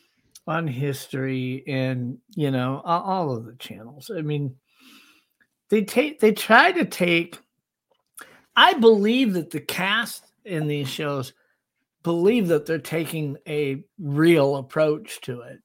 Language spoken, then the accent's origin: English; South Dakota, United States; my home state of South Dakota